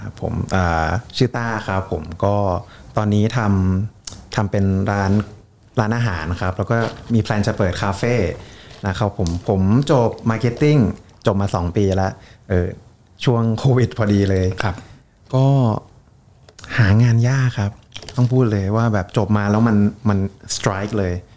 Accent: Bangkok, Thailand; also born or lived in Surin; ผมเป็นคนกรุงเทพครับ แม่- แม่เป็นคนสุรินทร์

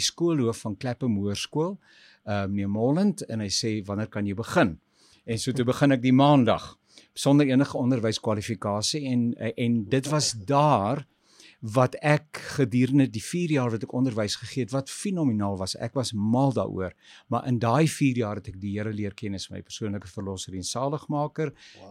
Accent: Pretoria, Gauteng, South Africa; also born or lived in Swane; ek het in Môregloed groot geword.

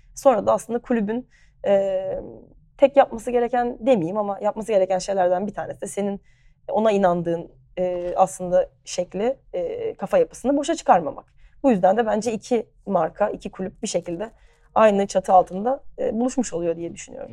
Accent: Ayazağa, Istanbul, Turkey; also born or lived in United States / Barcelona, Spain; Ayaza'da büyüdüm.

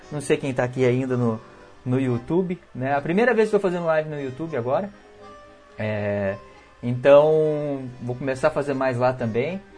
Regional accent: Minas Gerais, Brazil; now in Rio Grande do Sul, Brazil; eu sou mineiro

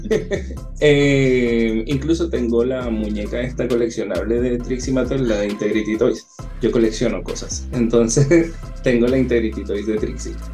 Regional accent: Chile; Acá en Chile, como el inglés no es nuestro primer idioma

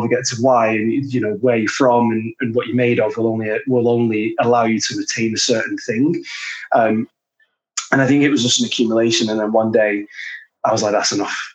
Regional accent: Glasgow, Scotland, United Kingdom; accent: Manc Glaswegian; also born or lived in Manchester; my dad was Scottish, so I grew up a lot in Glasgow. Uh, and then my mum was from Manchester, so grew up a lot in Manchester.

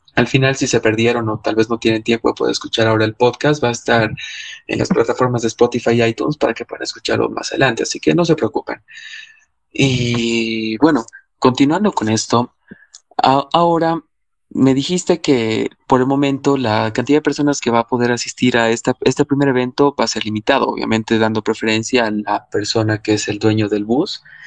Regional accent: Cochabamba, Bolivia; yo soy cochabambino

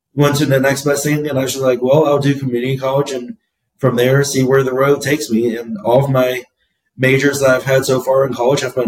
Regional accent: Phoenix, Arizona, United States; I'm originally from Phoenix, Arizona. I grew up here

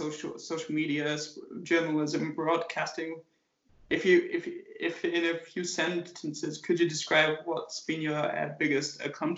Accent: England, United Kingdom; born or raised there; moved away

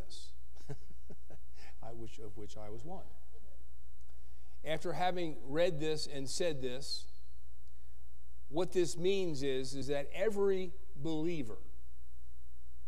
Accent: the East, United States; now in Berthoud, United States; I grew up in the East

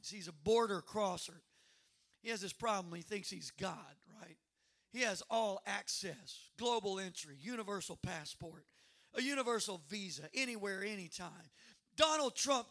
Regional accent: Cajun, Louisiana, United States; I'm a Cajun redneck.

